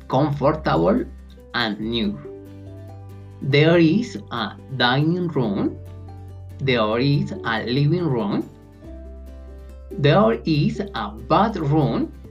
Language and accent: English; Colombia; English is a second language; I am from Colombia. I live in Bogota. My city is huge and very crowded, but absolutely beautiful.